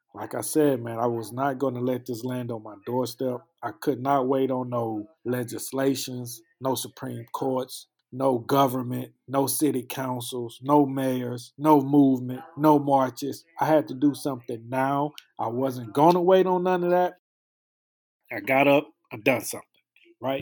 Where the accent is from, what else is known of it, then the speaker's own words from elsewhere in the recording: Houston, Texas, United States; I'm from Houston, Texas